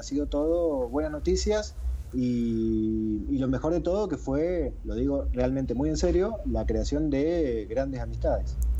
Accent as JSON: {"language": "Spanish", "region": "Mendoza", "country": "Argentina", "said": "Sebastián y yo somos de Mendoza, estamos a mil kilómetros de Buenos Aires"}